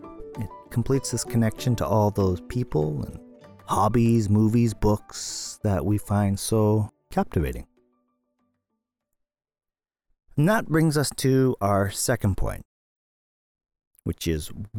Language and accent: English; Canada; now in Tokyo, Japan; my home country, Canada